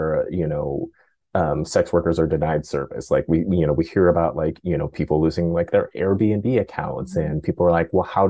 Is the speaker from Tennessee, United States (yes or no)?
no; Oakland, California, United States; I grew up in Oakland